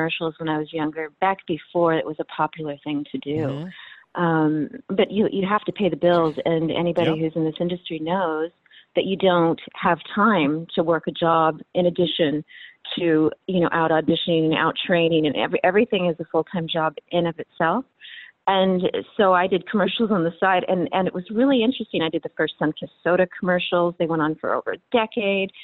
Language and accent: English; California, United States; I grew up in California